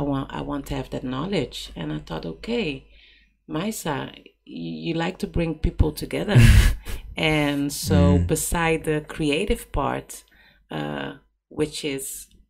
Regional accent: Cape Verde; And I'm from Cape Verde, and I only know I'm from Cape Verde.

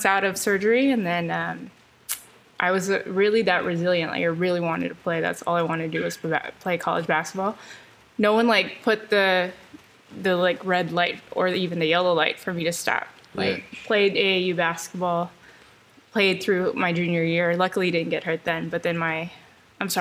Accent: Elk Grove, California, United States; I'm from Elk Grove, California. I went to Franklin High School in Elk Grove

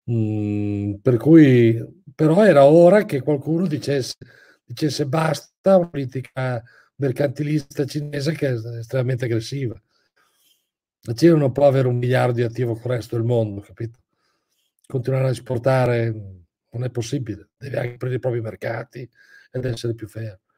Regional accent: Bologna, Emilia-Romagna, Italy; Ah, sono di Bologna.

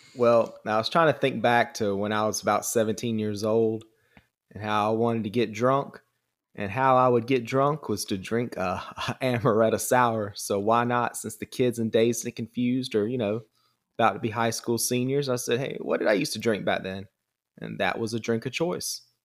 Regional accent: Georgia, United States; accent: southern drawl; I'm actually from Georgia

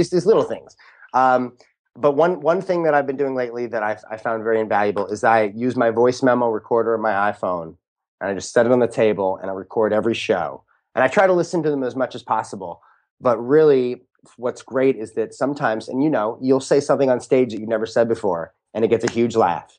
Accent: St. Louis, Missouri, United States; also born or lived in Boston; now in Los Angeles, United States; growing up in Saint Louis

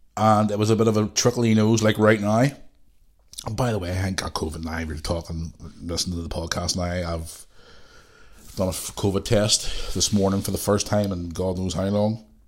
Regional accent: Belfast, Northern Ireland, United Kingdom; I grew up in Belfast, okay, during the Troubles

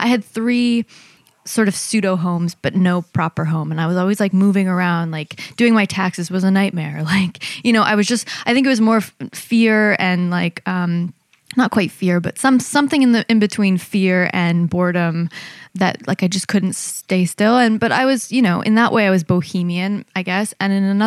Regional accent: Canada; moved away; also born or lived in New York; I was born in Canada, and I have a lot of love for it now that I've come back

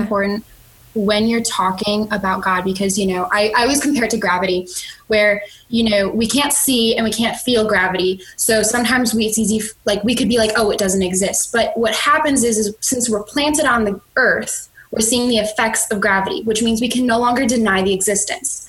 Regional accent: Chicago, Illinois, United States; now in Jacksonville, United States; I'm originally from Chicago though, and we just moved down to Florida, so I'm actually in Jacksonville, Florida now

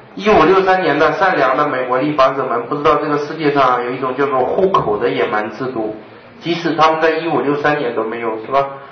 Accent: Northeast China, China; now in Beijing, China; 这个我们东北人想不想承认，必须承认。作为诚实的东北人，必须承认

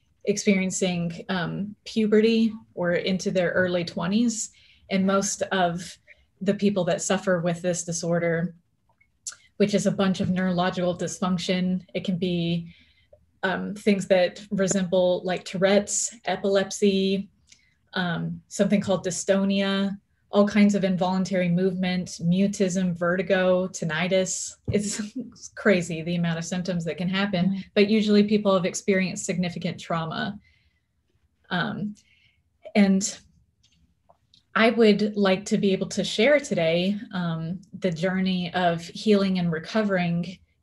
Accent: Orlando, Florida, United States; also born or lived in Texas / Birmingham, Alabama; now in Seattle, United States; I have been living in Seattle, Washington for, I would say, 12 years now. But before then, I grew up in the South in Orlando, Florida, Texas. I spent some time even in Birmingham, Alabama.

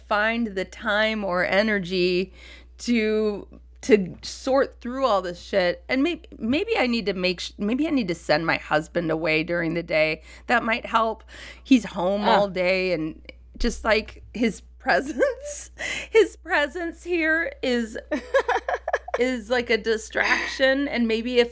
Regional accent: Minneapolis, Minnesota, United States; moved away; I grew up in Minneapolis, Minnesota

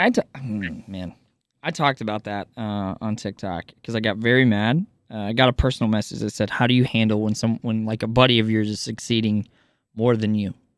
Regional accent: Kansas, United States; I grew up in Kansas

